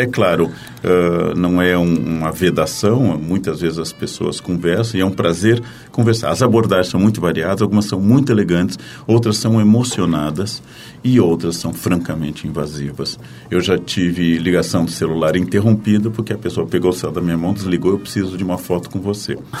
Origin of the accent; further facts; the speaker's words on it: coast of Rio Grande do Sul, Brazil; No litoral do Rio Grande do Sul, onde eu nasci